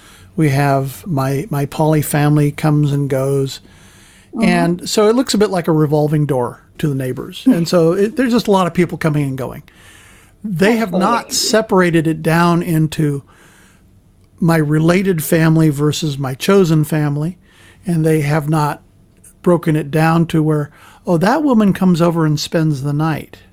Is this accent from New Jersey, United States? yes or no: no; San Francisco, California, United States; now in Nashville, United States; I was born and raised in San Francisco, where everything was a lot looser, a lot more liberal